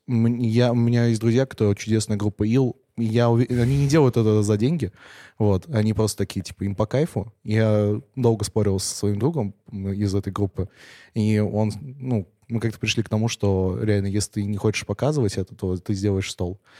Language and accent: Russian; Penza, Penza Oblast, Russia; now in Moscow, Russia; я из Пензы, я из Пензы поехал в Москву